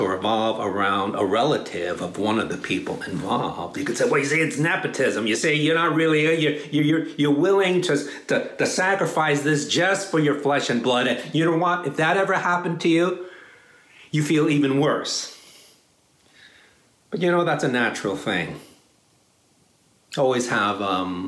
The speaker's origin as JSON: {"language": "English", "town": "New York City", "region": "New York", "country": "United States", "tie": "born or raised there", "also_born_or_lived": "Dallas, Texas / Chicago / San Francisco", "moved": "as an adult", "lives_now": "Palo Alto, United States", "said": "I grew up in New York City"}